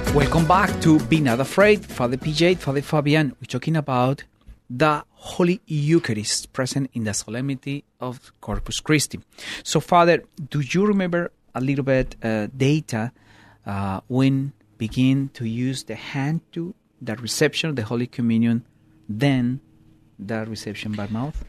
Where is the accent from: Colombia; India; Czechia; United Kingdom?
Colombia; now in United States; I grew up in Colombia, and I, uh, bring all that traditions